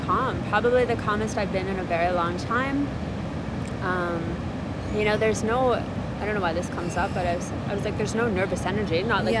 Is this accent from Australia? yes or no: no; Canada; being Canadian